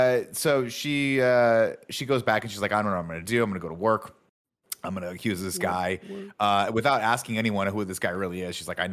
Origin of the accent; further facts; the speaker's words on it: London, United Kingdom; I'm from South London.